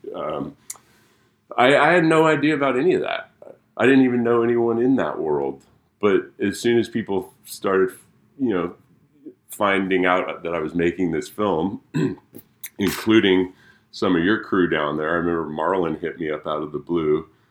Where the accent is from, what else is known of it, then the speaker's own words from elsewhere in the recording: Olympia, Washington, United States; Actually grew up in Olympia, Washington, and moved back in two thousand twelve